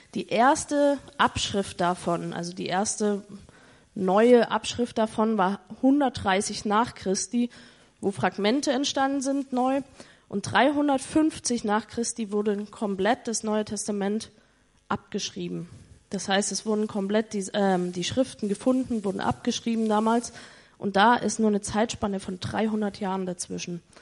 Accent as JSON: {"language": "German", "region": "East Germany", "country": "Germany", "said": "ich komme aus Ostdeutschland ehemals, also nee, Ostdeutschland ist immer noch Ostdeutschland, aber aus der ehemaligen DDR"}